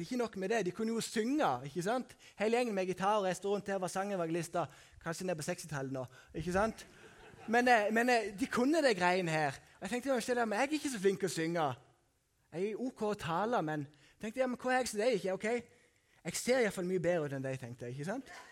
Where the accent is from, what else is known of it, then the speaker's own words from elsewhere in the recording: Sunndalsøra, Møre og Romsdal, Norway; moved away; på Haua som jeg kommer fra, eller Sukna som jeg kommer fra